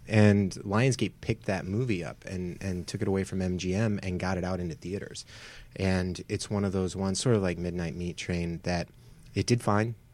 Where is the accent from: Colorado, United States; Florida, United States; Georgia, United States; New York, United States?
Georgia, United States; Atlanta; now in Los Angeles, United States; from Atlanta or around Atlanta